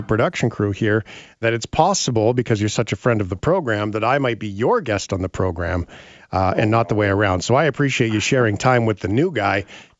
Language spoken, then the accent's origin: English; Canada; I could handle as a Canadian the answer that I disagree with being clear and concise